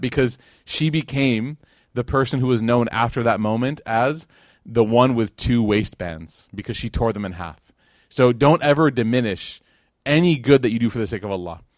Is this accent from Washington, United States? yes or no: no; Chicago, Illinois, United States; moved away as an adult; now in Dallas, United States; that was where I was raised. That was my, my upbringing in Chicago